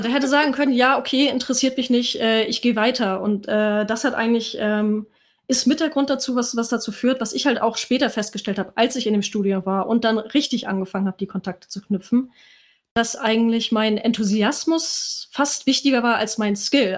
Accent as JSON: {"language": "German", "town": "Kiel", "region": "Schleswig-Holstein", "country": "Germany", "moved": "yes", "lives_now": "Hamburg, Germany", "said": "ich komme ursprünglich aus Kiel, lebe jetzt aber in Hamburg"}